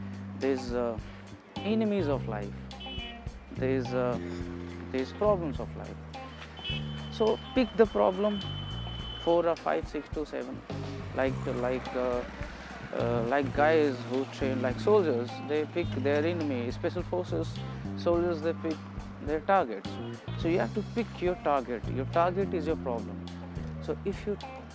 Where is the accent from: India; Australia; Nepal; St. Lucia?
India; English is a second language; I'm from India